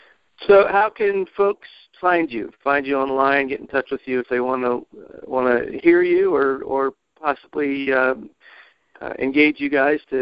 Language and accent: English; Botetourt County, Virginia, United States; I'm originally from Botetourt County, and so Roanoke is pretty much home to me.